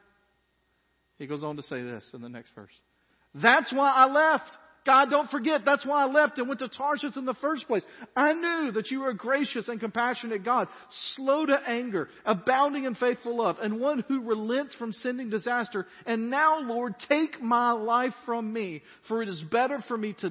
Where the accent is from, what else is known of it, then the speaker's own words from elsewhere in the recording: Dyersburg, Tennessee, United States; I grew up in Dyersburg, Tennessee.